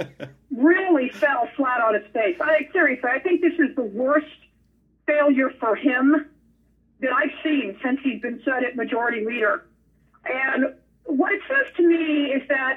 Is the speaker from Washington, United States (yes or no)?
no; Nevada, United States; moved away; my home state of Nevada